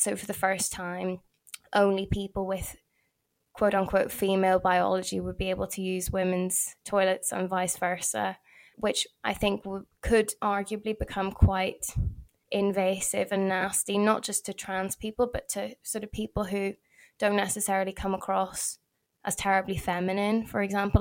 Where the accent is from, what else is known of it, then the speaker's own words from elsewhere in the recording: Belfast, Northern Ireland, United Kingdom; because I'm from Belfast